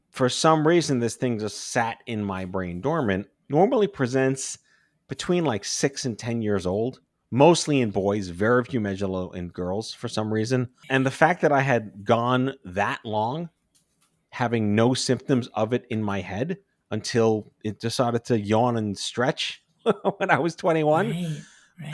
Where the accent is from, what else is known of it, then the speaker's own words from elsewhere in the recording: New York City, New York, United States; I grew up on Staten Island